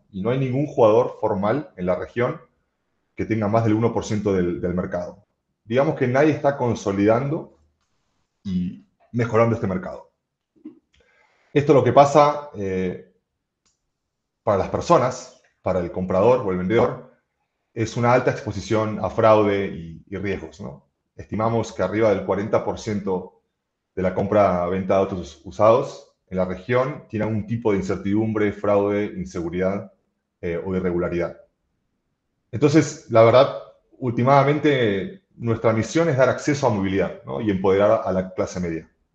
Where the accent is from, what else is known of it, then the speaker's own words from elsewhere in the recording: Argentina; moved away as an adult; now in Mexico; yo soy argentino, vivo en México hace muchos años